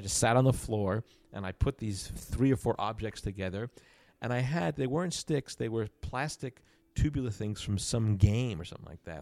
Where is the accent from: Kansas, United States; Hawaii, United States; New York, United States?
New York, United States; Long Island; I grew up on Long Island, about thirty minutes outside of New York